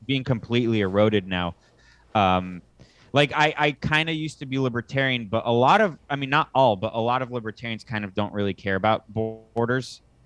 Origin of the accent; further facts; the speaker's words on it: United States; moved away as an adult; now in Costa Rica; I'm an American right now in Costa Rica